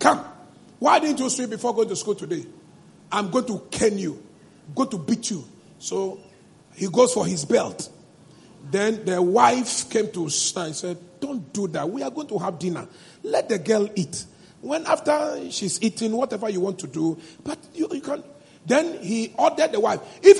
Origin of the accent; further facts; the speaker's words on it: Eweland, Volta, Ghana; my hometown, Aigbeland